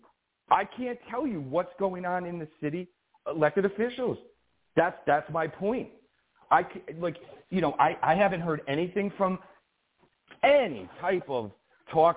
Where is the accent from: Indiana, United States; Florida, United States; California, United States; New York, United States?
New York, United States; Albany; born or raised there